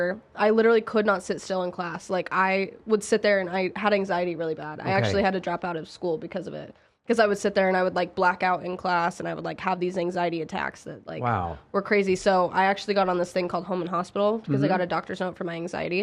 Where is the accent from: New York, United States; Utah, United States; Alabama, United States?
Utah, United States; Salt Lake City; moved away as an adult; now in Las Vegas, United States; So I grew up in Salt Lake City